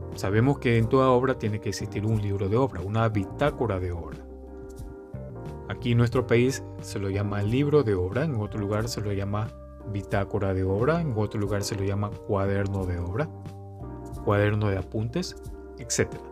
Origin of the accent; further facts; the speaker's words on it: Guayaquil, Guayas, Ecuador; soy de Ecuador, de la ciudad de Guayaquil